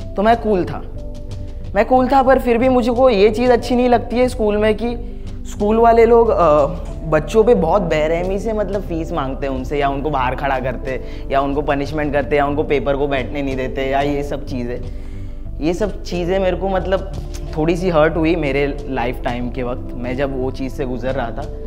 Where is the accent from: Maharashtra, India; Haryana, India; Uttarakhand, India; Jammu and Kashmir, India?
Maharashtra, India; Mumbai; मैं कांदीवली को रिप्रेजेंट बहुत करता हूँ मैं कांदीवली में पैदा हुआ